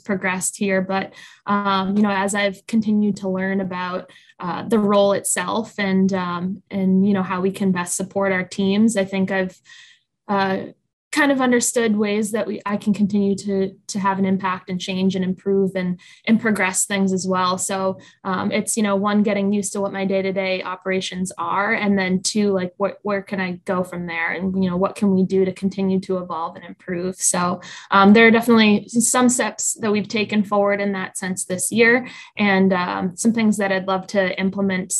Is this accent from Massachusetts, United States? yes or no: yes; Boston, Massachusetts, United States; I grew up in the Boston area.